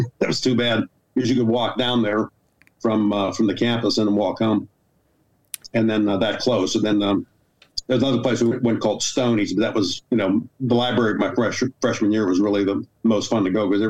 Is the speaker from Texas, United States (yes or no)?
no; New Kensington, Pennsylvania, United States; I'm from New Kensington, Pennsylvania.